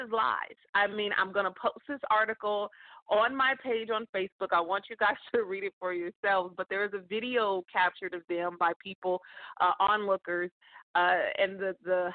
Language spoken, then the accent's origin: English; California, United States; in California. That's my home state